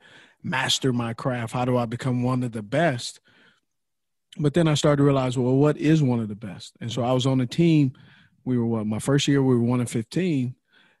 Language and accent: English; Los Angeles, California, United States; I grew up in Los Angeles